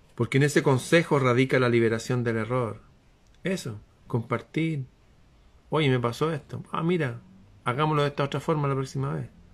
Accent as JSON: {"language": "Spanish", "town": "Santiago", "region": "Santiago Metropolitan Region", "country": "Chile", "said": "acá en Santiago"}